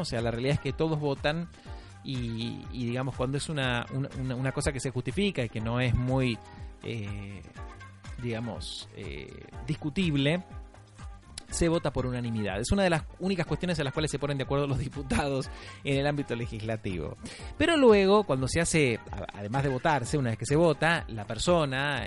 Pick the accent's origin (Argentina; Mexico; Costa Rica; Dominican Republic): Argentina; Buenos Aires; soy de Villurquiza, la Villurquiza es la 12